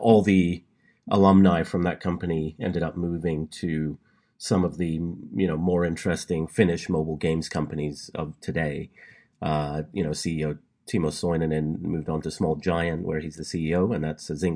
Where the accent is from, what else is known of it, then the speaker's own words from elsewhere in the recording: England, United Kingdom; moved away as an adult; now in California, United States; I was born and raised in England